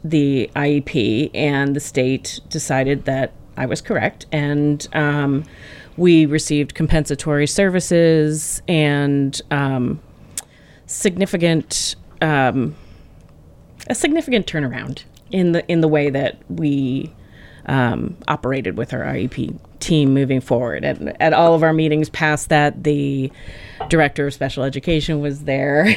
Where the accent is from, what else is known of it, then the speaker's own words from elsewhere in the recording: New England, United States; also born or lived in Wisconsin; now in Connecticut, United States; I grew up in New England